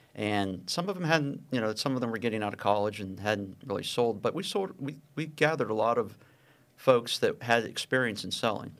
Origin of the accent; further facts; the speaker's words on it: Pittsburgh, Pennsylvania, United States; I grew up in Pittsburgh and, and went to a small high school, uh, Edgewood High School.